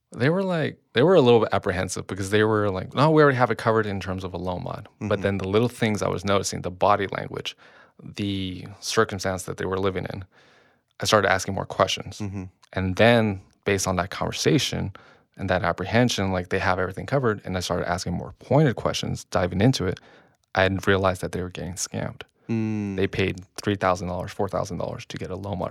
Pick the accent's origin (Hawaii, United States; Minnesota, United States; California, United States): California, United States; Long Beach; I grew up in Long Beach